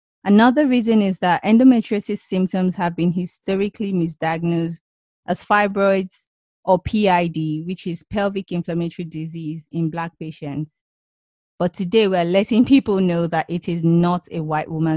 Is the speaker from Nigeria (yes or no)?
yes; Nigeria; now in United Kingdom; I'm Black African from Nigeria, and I moved to the UK in 2010